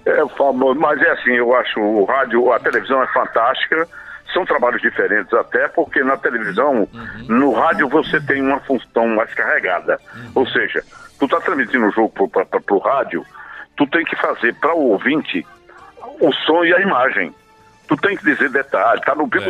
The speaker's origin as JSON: {"language": "Portuguese", "town": "Caruaru", "region": "Pernambuco", "country": "Brazil", "moved": "yes", "said": "sou de Caruaru, matutinho de Caruaru"}